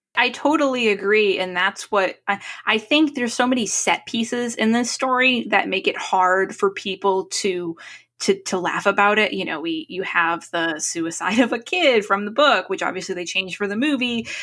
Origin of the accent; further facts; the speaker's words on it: New England, United States; growing up in New England